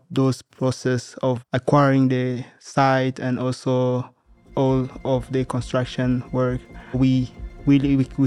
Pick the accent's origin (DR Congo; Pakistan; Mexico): DR Congo; I'm from the Democratic Republic of Congo